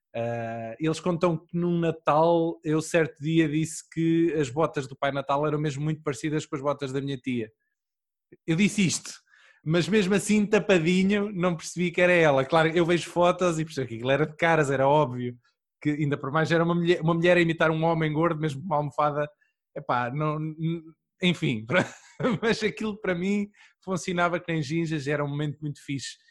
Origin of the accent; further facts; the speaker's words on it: Aveiro district, Centro, Portugal; eu sou do, distrito de Aveiro